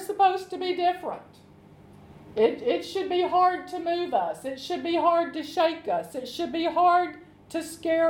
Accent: Arkansas, United States; they have a country home in Arkansas, where I'm from

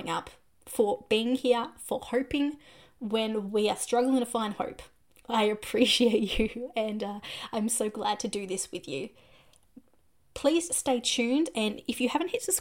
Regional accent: Australia; I'm from Australia

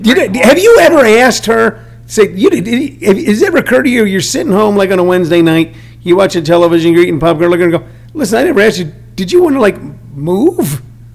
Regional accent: Missouri, United States; moved away as an adult; I grew up in the Midwest. I grew up in Missouri.

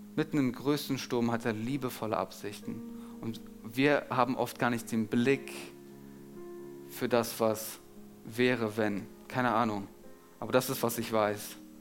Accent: Germany; als Deutscher

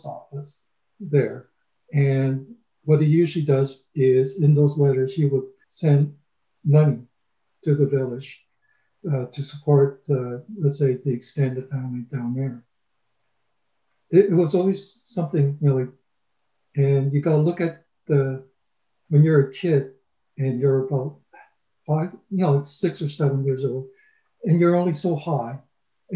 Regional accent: Toronto, Ontario, Canada; also born or lived in Brampton / Scarborough; we moved from Brampton to Scarborough, and then from Scarborough to Toronto. And it wasn't until when we moved to Toronto and I was in grade three

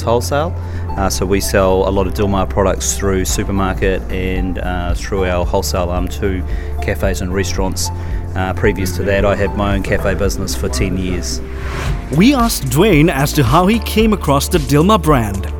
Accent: New Zealand; I'm from New Zealand

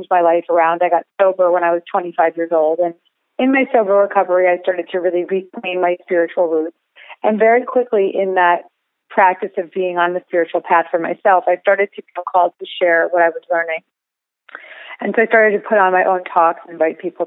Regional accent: Larchmont, New York, United States; I grew up in Westchester, New York, in Larchmont, right outside New York City.

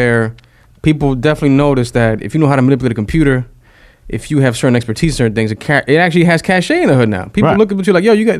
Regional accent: New York City, New York, United States; like when I was growing up in the Bronx

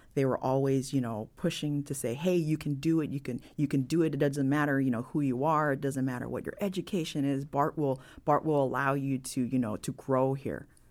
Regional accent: San Francisco, California, United States; I'm born and raised in San Francisco

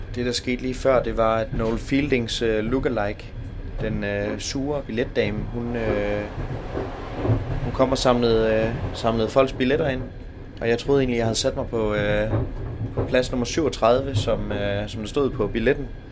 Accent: Denmark

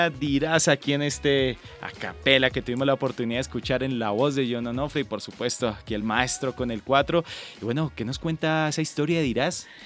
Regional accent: Sogamoso, Boyacá, Colombia; que por ejemplo en mi tierra, en Sogamoso, Boyacá, se ah, escucha muchísimo.

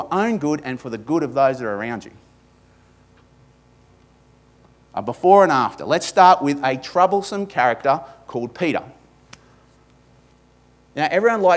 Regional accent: Australia; accent: ocker; my ochre accent

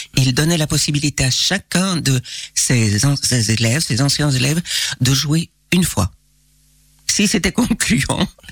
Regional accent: Liège, Wallonia, Belgium; je suis née à Liège, euh, d'une maman liégeoise et euh, d'un papa ardennais des Ardennes profondes

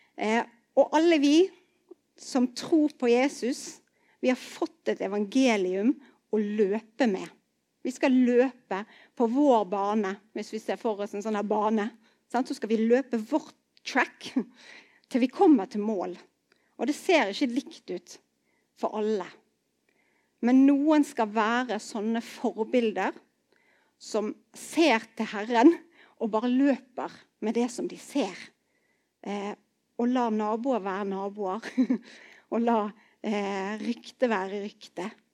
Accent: Bergen, Vestland, Norway; also born or lived in Arna; jeg vokste opp i Betel i Bergen

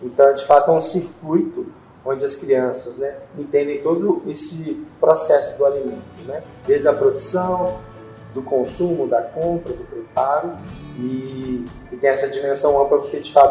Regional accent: Montes Claros, Minas Gerais, Brazil; Eu sou de Montes Claros. Eu já mexi, eu mexi muito com horta lá. Aí eu vim para cá e morava na rua aqui

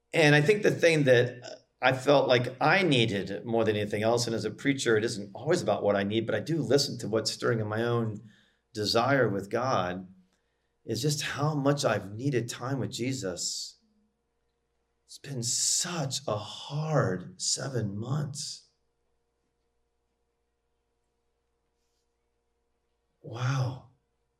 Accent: United States; as an American

